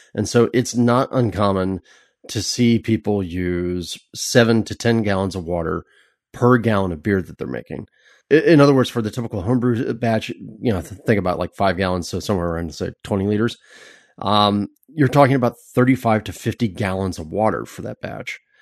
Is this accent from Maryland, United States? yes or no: no; California, United States; as a Californian